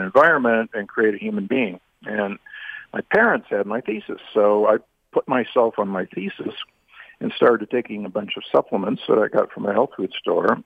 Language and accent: English; United States; I grew up in the Midwest and the South